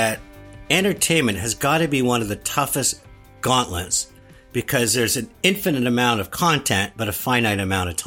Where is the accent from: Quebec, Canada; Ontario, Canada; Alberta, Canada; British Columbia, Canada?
Quebec, Canada; Sainte-Rose, Laval / Dorval; at age 10, my parents moved me from St. Rose Laval to Dorval